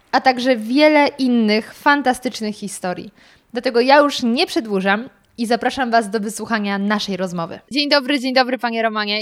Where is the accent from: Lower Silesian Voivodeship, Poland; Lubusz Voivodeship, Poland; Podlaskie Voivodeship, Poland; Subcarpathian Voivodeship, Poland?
Lower Silesian Voivodeship, Poland; Karpacz / Świeradów area; czy to był Karpacz czy Świeradów, bo to moje strony